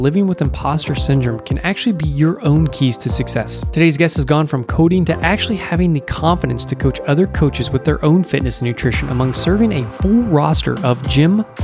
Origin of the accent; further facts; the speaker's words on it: West Virginia, United States; I'm from West Virginia